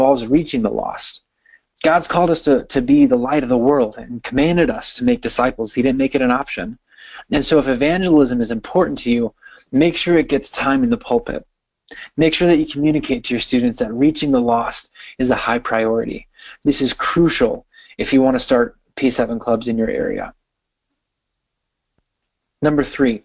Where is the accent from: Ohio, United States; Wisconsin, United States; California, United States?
Wisconsin, United States; I'm from Wisconsin, and I live very close to Green Bay, so you can imagine I live in Packer country